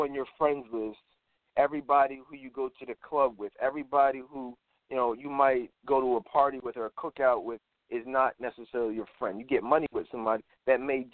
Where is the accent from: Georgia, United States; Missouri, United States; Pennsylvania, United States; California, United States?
Pennsylvania, United States; Philadelphia; I grew up in Philadelphia